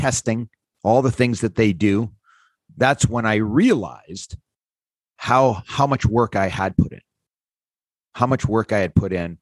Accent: North Bay, Ontario, Canada; I came from North Bay, Ontario. There was not a lot of high end hockey players for me to practice with and skate with.

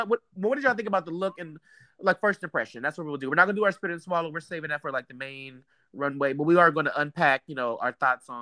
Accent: United States; I'm American

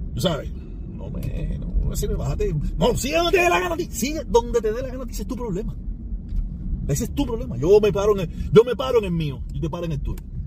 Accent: Cuba; todos los cubanos somos hermanos

